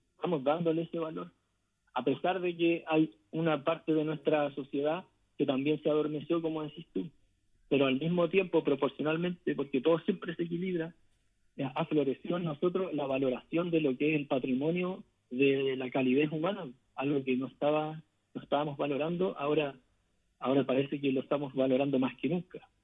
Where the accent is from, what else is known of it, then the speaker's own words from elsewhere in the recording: Chile; nos diría a nosotros como pueblo chileno